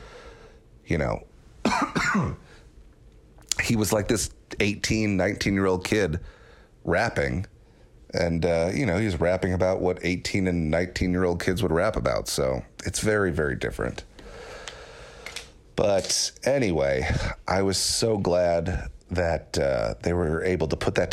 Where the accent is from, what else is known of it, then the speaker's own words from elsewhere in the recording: New York, United States; I was growing up in New York, so I loved the Knicks